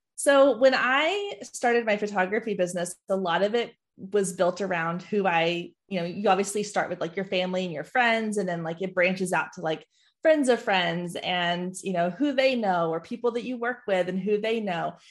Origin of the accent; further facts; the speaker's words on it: Waco, Texas, United States; also born or lived in Dallas; I grew up in Waco